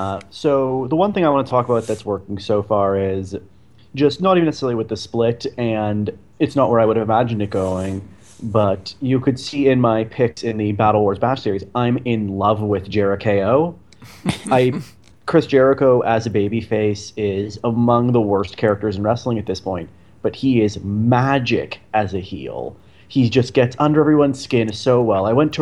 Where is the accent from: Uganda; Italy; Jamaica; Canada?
Canada; Toronto, Ontario; growing up in Toronto